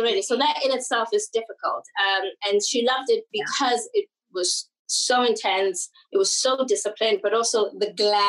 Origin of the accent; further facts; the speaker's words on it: Mabopane, Gauteng, South Africa; first language English; I was born in Mabopane in South Africa. That's a little township outside of Pretoria. So Pretoria is the capital city of South Africa. I was born in a little township outside of it called Mabopane.